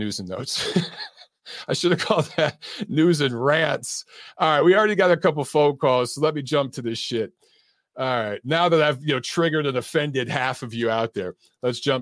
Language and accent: English; United States; I'm an American. I love my country. Okay. I served my country.